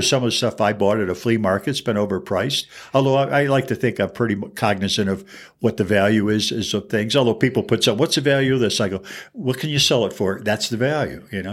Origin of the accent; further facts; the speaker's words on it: Fraser, Michigan, United States; now in Albuquerque, United States; my hometown, Fraser, Michigan, which is famous for nothing, not even me